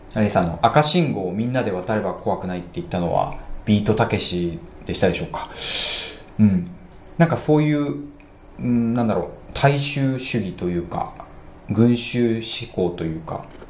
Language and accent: Japanese; Matsumoto, Nagano, Japan; 私も長野の出身ですけど、長野でも比較的、真ん中あたり、ね、えー、松本市ってとこだったので